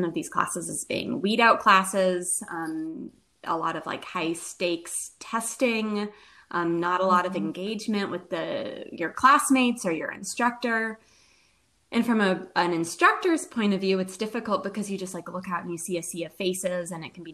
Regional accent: Nashville, Tennessee, United States; moved away as an adult; also born or lived in Indiana; now in Louisville, United States; So I grew up in Nashville, Tennessee. I was raised there.

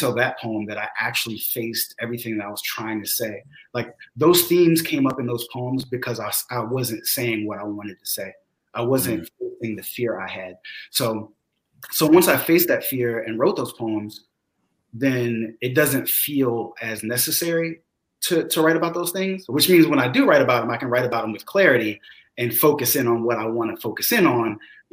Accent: the South, United States; also born or lived in DC, Maryland area; now in Charlotte, United States; growing up in the South

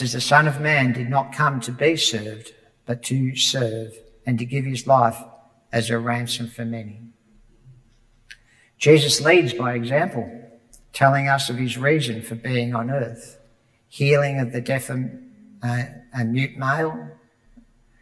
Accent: Broadmeadows, Victoria, Australia; When I was a boy growing up in Broadmeadows

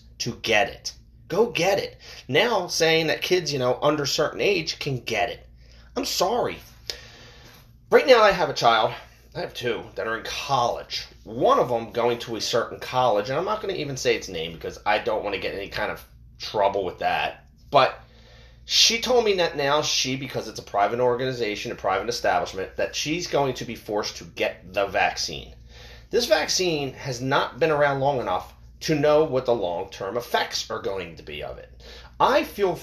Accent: United States; we, as American people

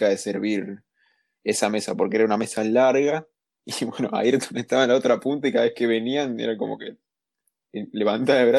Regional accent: Argentina; somos argentinos, lo único que necesitamos es un descuento.

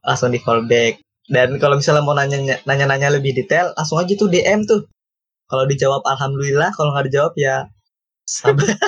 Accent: Bekasi, West Java, Indonesia; gua sebagai orang Bekasi yang bisa bahasa Jawa

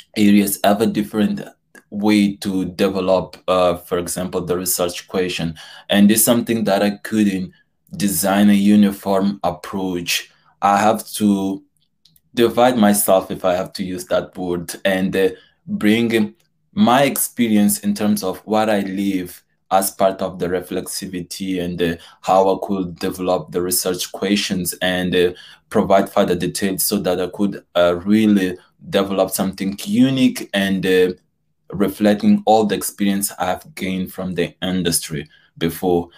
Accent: Mozambique; moved away as an adult; now in York, United Kingdom; I'm from Mozambique

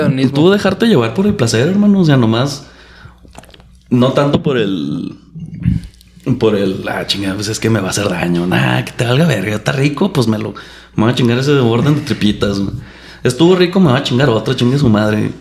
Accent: Chihuahua, Mexico; also born or lived in Durango, Durango; Nací en Durango, Durango. Ah. Crecí en Chihuahua, Chihuahua

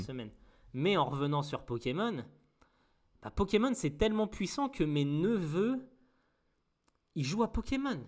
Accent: Mont-Saint-Aignan, Normandy, France; moi je suis né à Mont-Saint-Aignan

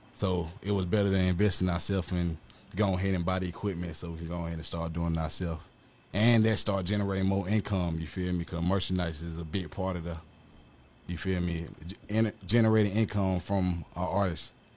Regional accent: Atlanta, Georgia, United States; I was born at goddamn South Fulton Hospital right here off Cleveland Avenue

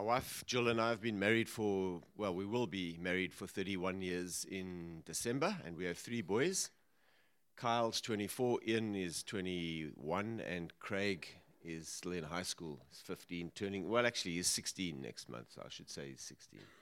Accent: Johannesburg, Gauteng, South Africa; also born or lived in Cape Town; We moved up to, to Joburg when I was about seven

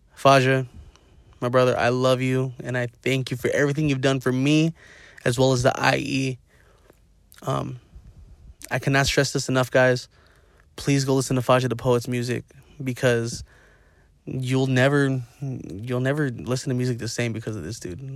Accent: Inland Empire, California, United States; We're all from the I E and we're all from the Dino

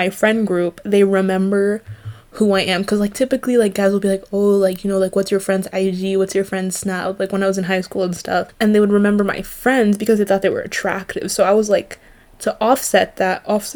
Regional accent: Canada; We're Canadian

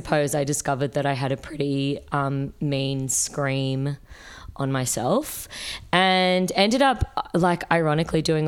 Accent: Sydney, New South Wales, Australia; moved away as an adult; also born or lived in New York; now in Melbourne, Australia; I grew up in Sydney.

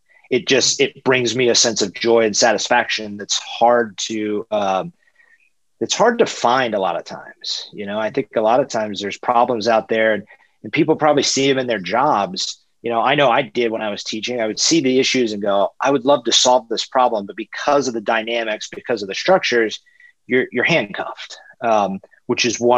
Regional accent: Atlanta, Georgia, United States; I'm from Atlanta, born and raised.

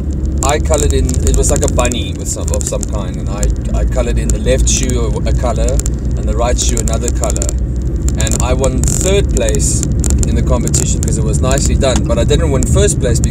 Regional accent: Cape Town, Western Cape, South Africa; I'm from Cape Town, a place called Tableview.

